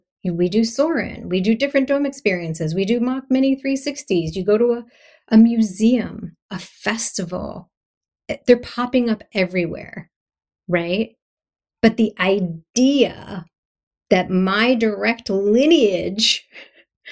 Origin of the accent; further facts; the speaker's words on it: Philadelphia, Pennsylvania, United States; I'm from Philadelphia.